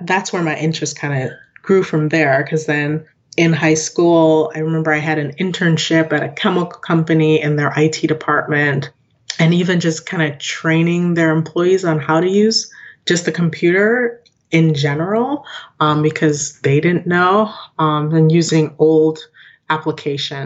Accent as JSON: {"language": "English", "town": "Lockport", "region": "New York", "country": "United States", "tie": "born or raised there", "also_born_or_lived": "Jamaica", "said": "I grew up in Lockport, New York. Okay. It's about 30 minutes from Buffalo"}